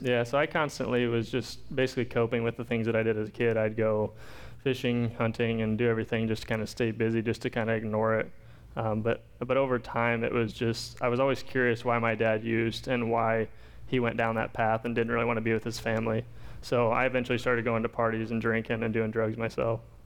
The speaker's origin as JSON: {"language": "English", "town": "Pekin", "region": "Illinois", "country": "United States", "tie": "born or raised there", "also_born_or_lived": "Champaign, Illinois", "said": "I grew up in Pekin, which isn't very far from here. Moved over to Pekin when I was about two from Champaign."}